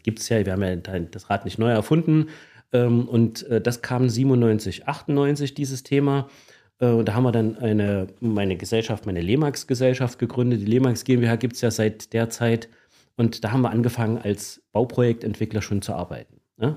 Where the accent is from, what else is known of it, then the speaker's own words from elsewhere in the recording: Gera, Thuringia, Germany; also born or lived in Erfurt / Hesse; Ich bin also in Erfurt geboren, bin aber schon sehr, sehr zeitig, also seit meinem dritten Lebensjahr in Gera. Und Gera ist tatsächlich äh, in der Tat meine Heimatstadt